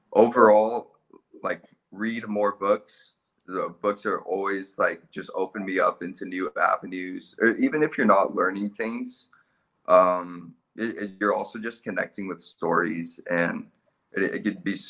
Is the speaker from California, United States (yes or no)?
yes; California, United States; moved away as an adult; now in Australia; I was born in California